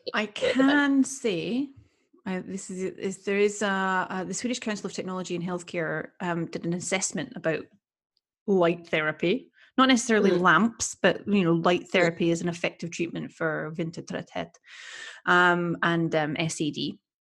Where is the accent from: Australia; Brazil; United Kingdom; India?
United Kingdom; Edinburgh, Scotland; now in Sweden; I come from Scotland. I come from Edinburgh.